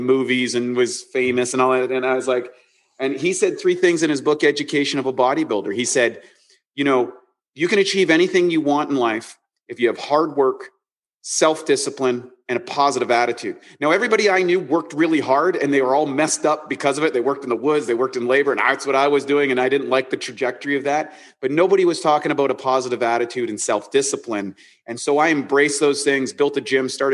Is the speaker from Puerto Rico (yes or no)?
no; Canada; grew up as a Canadian, kind of ordinary life